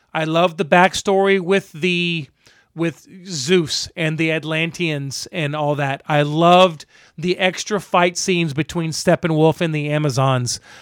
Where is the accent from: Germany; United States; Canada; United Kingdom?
United States; Tampa, Florida; Growing up in Tampa